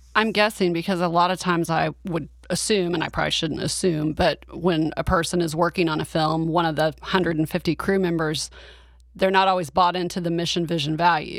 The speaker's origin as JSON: {"language": "English", "region": "Oklahoma", "country": "United States", "said": "I'm from Oklahoma."}